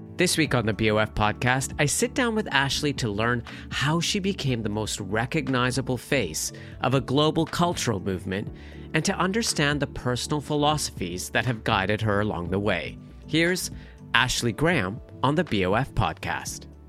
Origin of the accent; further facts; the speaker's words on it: Calgary, Alberta, Canada; I grew up in Calgary, Alberta, Canada